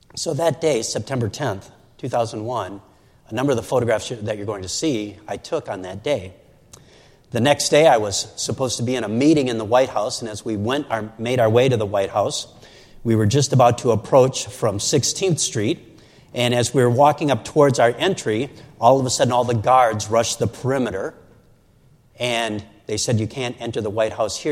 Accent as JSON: {"language": "English", "town": "Saint Paul", "region": "Minnesota", "country": "United States", "tie": "born or raised there", "said": "two hours from my hometown of St. Paul and Minneapolis"}